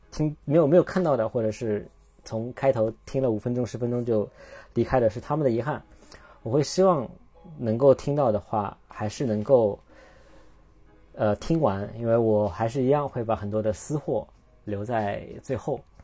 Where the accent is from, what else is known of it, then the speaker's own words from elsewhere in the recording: China; 我们中国人